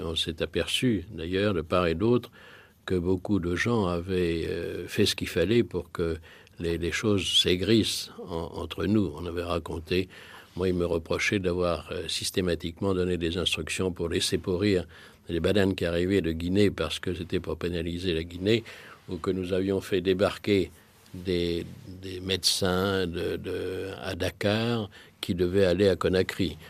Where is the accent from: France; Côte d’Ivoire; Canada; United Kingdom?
France; en tant que Français